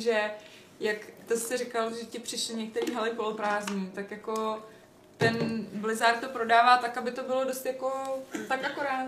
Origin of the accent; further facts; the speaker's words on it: Czechia; jsme z Česka